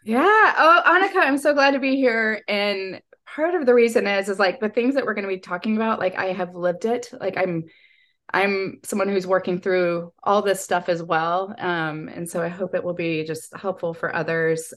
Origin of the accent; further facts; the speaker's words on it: Texas, United States; also born or lived in Chicago; I grew up here in Texas